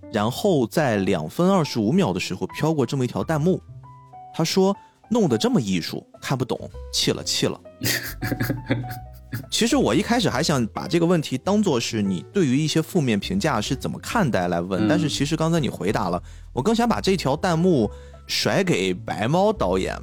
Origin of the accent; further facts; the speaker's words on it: China; 我们中国人